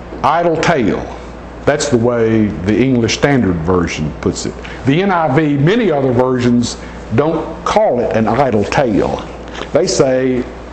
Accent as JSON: {"language": "English", "town": "Nashville", "region": "Tennessee", "country": "United States", "tie": "born or raised there", "said": "I was born and raised in Nashville, Tennessee"}